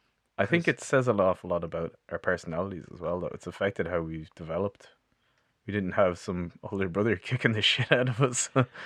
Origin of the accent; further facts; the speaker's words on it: Artane, Leinster, Ireland; I was born in Beaumont, well, Artane. I lived there until I was like 28, and then I moved in with Jacob from the band.